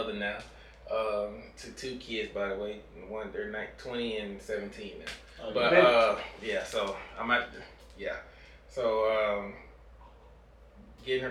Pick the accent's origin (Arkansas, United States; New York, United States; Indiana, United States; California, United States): Arkansas, United States; Hope; moved away as an adult; also born or lived in Milwaukee, Wisconsin; I was born in Milwaukee, but most of my life I was in Arkansas. Hope, Arkansas.